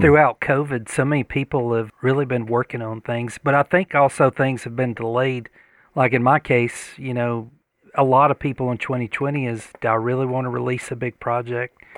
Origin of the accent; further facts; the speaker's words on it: Georgia, United States; accent: deep Southern; I've got a pretty deep Southern accent